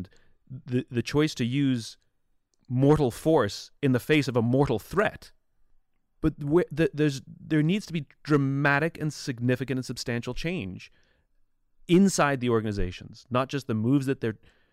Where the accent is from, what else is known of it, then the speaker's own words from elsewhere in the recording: England, United Kingdom; now in United States; I'm originally from England a long time ago